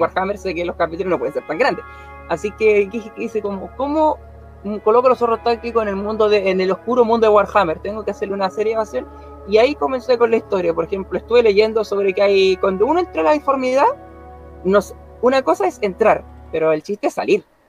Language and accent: Spanish; Concepción, Biobío, Chile; soy de Chile, Concepción